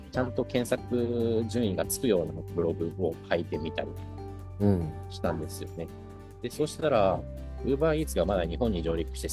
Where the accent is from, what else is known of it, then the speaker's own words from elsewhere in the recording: North Korea; 自分が北朝鮮で生まれ、あ違う、生まれてないな、育ったことだったりとか、